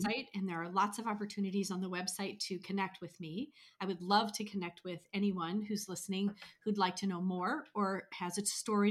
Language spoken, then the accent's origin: English; United States; moved away as an adult; also born or lived in Italy / Switzerland; as American expats